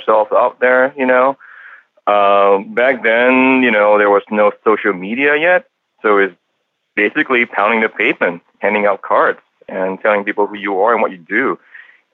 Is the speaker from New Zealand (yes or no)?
no; Penang, Malaysia; also born or lived in Singapore / Canada; now in California, United States; I grew up in a small island called Penang in Malaysia.